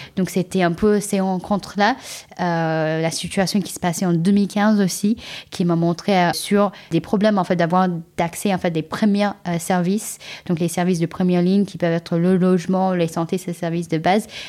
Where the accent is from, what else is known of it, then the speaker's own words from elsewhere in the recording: California, United States; French is a second language; moved away as an adult; also born or lived in China; now in France; je suis née en Chine, euh, j'ai grandi euh, aux États-Unis, en Californie